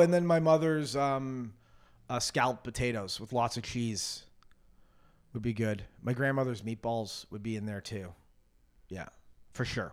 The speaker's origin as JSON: {"language": "English", "country": "Canada", "tie": "born or raised there", "moved": "yes", "said": "growing up in Canada"}